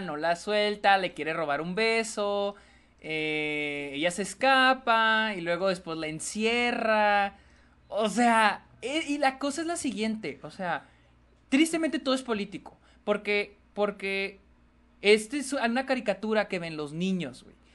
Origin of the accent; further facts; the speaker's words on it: Mexico; todos somos mexicanos